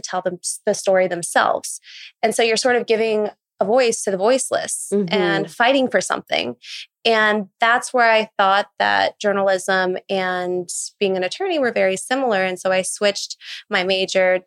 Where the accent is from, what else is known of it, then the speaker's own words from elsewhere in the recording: Las Vegas, Nevada, United States; now in New York, United States; I'm originally from Las Vegas